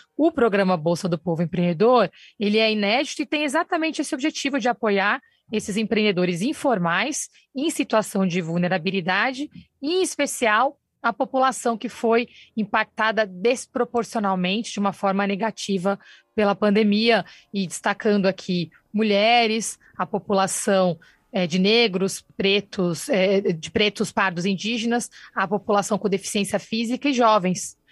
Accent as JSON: {"language": "Portuguese", "region": "São Paulo", "country": "Brazil", "tie": "born or raised there", "said": "Eu nasci no Campo Limpo"}